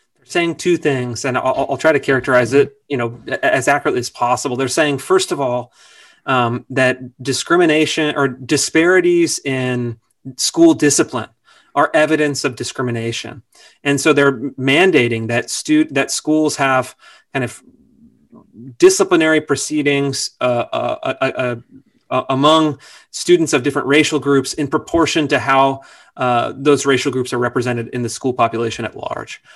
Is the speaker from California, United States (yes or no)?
yes; Sacramento, California, United States; I grew up in Sacramento. Sacramento, California